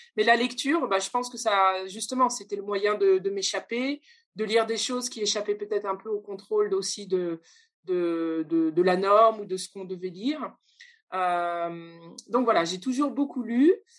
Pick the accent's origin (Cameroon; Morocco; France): France; first language French; also born or lived in Brazil; je suis née en France, mais avec des origines un peu compliquées. Mais pour simplifier, on va dire, que je, je, suis entre la France euh, et le Brésil.